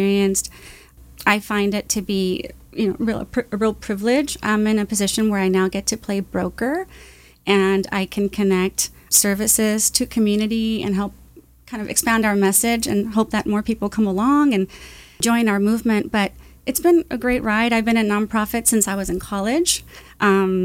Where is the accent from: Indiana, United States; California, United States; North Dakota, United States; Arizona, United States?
California, United States; Santa Ana; I was born in Santa Ana, went to Santa Ana schools, went to Santa Ana College